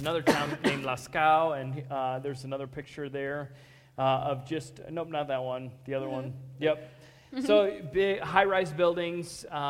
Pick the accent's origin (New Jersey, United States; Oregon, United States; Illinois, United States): Illinois, United States; Morton; Tazewell County, where I grew up in Morton. Tazewell County is about 100,000 people.